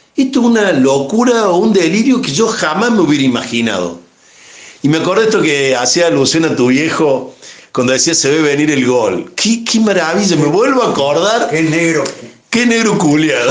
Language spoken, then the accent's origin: Spanish; Córdoba, Argentina; somos cordobeses, argentinos